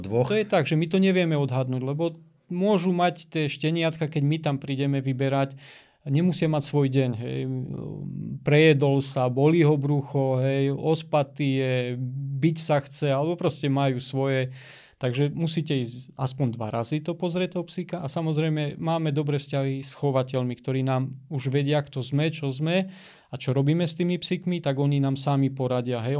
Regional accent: High Tatras, Prešov Region, Slovakia; vyrastal som vo Vysokých Tatrách

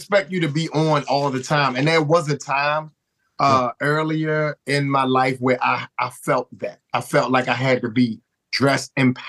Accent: Baltimore, Maryland, United States; I grew up in the Douglas Projects, man. I was born in Flag House Projects. And then when I turned 4, we moved up in the same housing projects that my grandmother lived in, Douglas Projects.

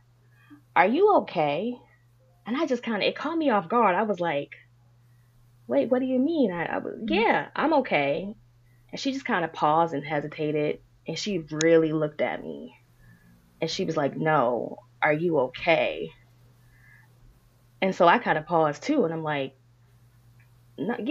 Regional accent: Prince George's County, Maryland, United States; also born or lived in Washington, District of Columbia, United States; I'm a native Marylander. I was born in DC, but I was raised in Maryland. I've lived with my father, my mother, and my brother right here in Prince George's County

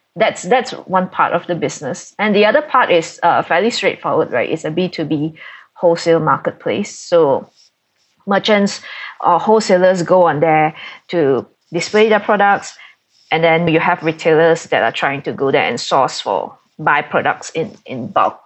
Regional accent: Malaysia; being a Malaysian and based here in Kuala Lumpur

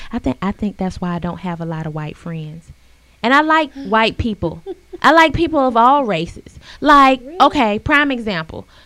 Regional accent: South Carolina, United States; I'm from South uh, Carolina.

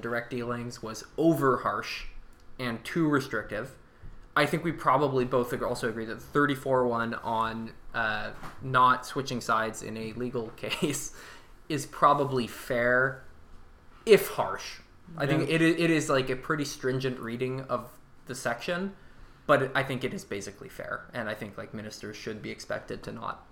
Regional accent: Seattle, Washington, United States; I grew up in Seattle

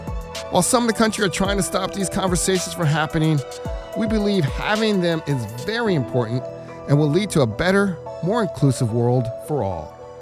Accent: Atlanta, Georgia, United States; now in Milwaukee, United States; I'm from Atlanta. And in 2020, I was considering moving back home.

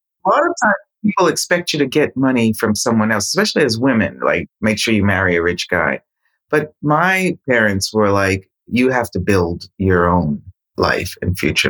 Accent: Boston, Massachusetts, United States; now in Rome, Italy; When I grew up in Boston, Massachusetts, Roxbury, there was a lot of different cultures and languages there.

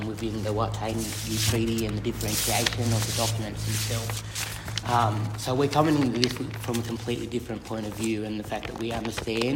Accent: Moree, New South Wales, Australia; I'm from Moree

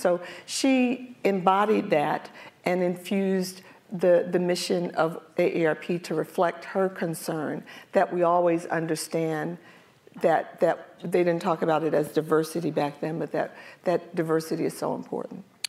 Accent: Philadelphia, Pennsylvania, United States; I'm from North Philadelphia

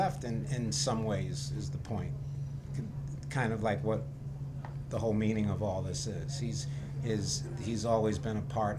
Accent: New York, United States; I'm a New Yorker

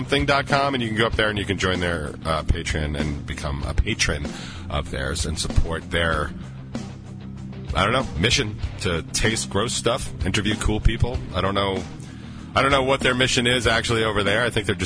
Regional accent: New York, United States; I'm from New York. So accents are flying

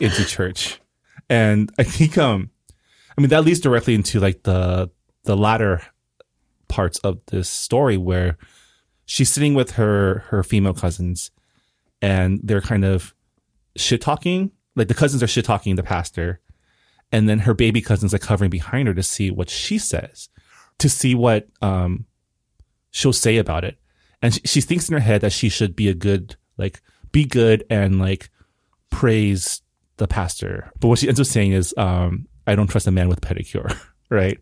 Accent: San Gabriel, California, United States; also born or lived in Toronto, Canada; I was born in Canada, I was born in Toronto, but I was raised in L A, in Saint Gabriel

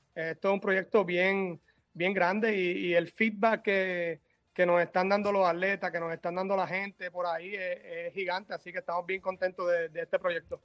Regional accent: Mayagüez, Puerto Rico; mi papá y mi mamá me criaron muy bien allá en Mayagüez

